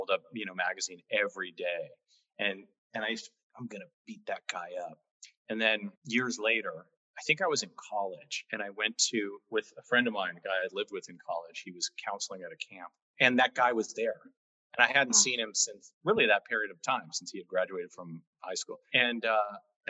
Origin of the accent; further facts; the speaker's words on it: Los Angeles, California, United States; I grew up in the San Fernando Valley in Encino, near sort of on the border of Tarzana